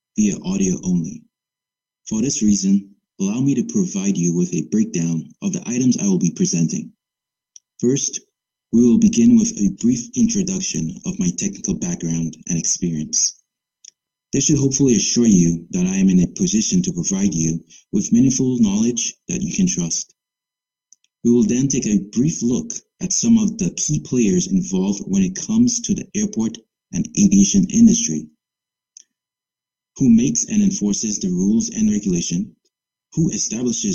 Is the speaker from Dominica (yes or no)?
yes; Dominica; moved away; born and raised in the Commonwealth of Dominica